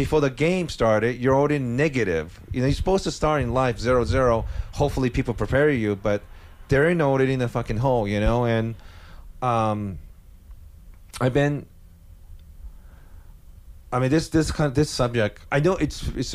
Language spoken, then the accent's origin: English; Japan; moved away; also born or lived in Netherlands; growing up in Japan